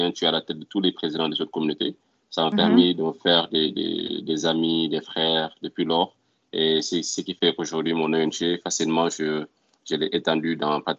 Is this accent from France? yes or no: no; Morocco; now in Houston, United States; Mais je suis venu directement du Maroc à Houston.